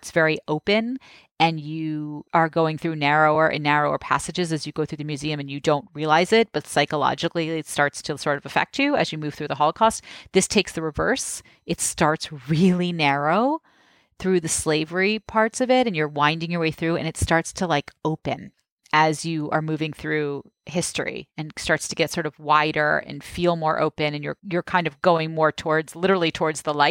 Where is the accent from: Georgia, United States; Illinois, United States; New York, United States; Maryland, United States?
New York, United States; as a New Yorker